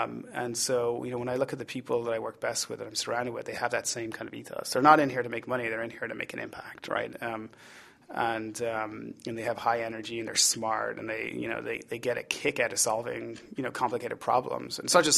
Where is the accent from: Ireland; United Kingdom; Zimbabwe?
Ireland; accent: Irish; The Irish card. You know, the problem I have is that my accent is getting corrupted. People used to say it was mid-Atlantic, which I think was an apologetic phrase for saying that it's sort of been diluted. Now they're like, are you Irish?